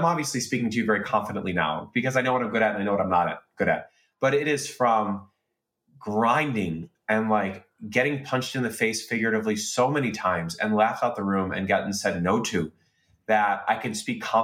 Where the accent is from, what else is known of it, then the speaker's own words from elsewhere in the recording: Chicago, Illinois, United States; growing up in Chicago in the early 1990s